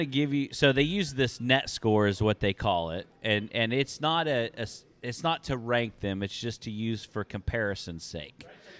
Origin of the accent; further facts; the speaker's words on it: Des Moines, Iowa, United States; born there; I was born in Des Moines.